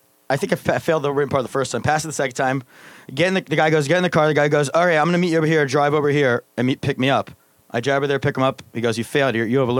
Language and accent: English; Pennsylvania, United States; I'm from Pennsylvania.